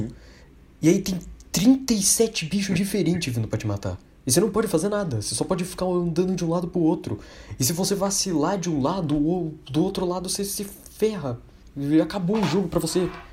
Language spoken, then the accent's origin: Portuguese; Brazil; a gente é brasileiro